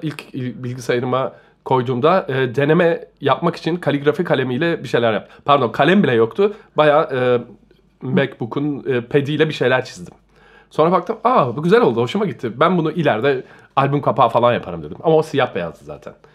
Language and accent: Turkish; Istanbul, Turkey; moved away as an adult; now in Germany; İstanbul'da doğdum, büyüdüm